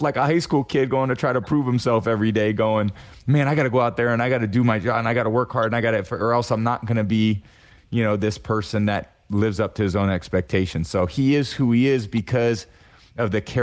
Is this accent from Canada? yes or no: no; Bay Area, California, United States; moved away as an adult; also born or lived in Boston; growing up in the Bay Area, NorCal kid